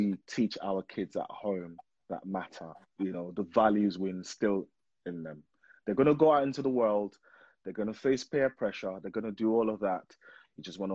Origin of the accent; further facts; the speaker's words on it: Nigeria; now in United Kingdom; I'm from Nigeria, and I went to primary school, secondary school in Nigeria